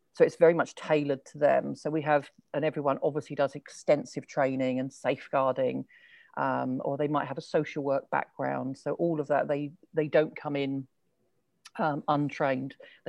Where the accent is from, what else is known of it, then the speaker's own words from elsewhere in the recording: London, United Kingdom; now in England; because like originally I'm from London, which has a quite a different accent to sort of how I've developed now. I don't live in London.